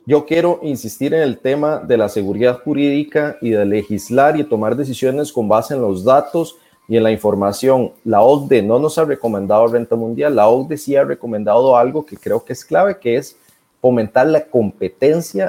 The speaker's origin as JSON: {"language": "Spanish", "town": "Turrialba", "region": "Cartago", "country": "Costa Rica", "said": "las calles de Turrialba, de donde soy yo"}